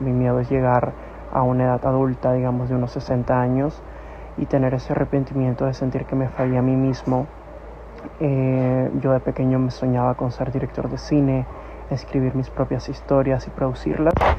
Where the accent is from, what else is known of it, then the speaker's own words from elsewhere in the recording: Nicaragua; tengo 25 años y soy de Nicaragua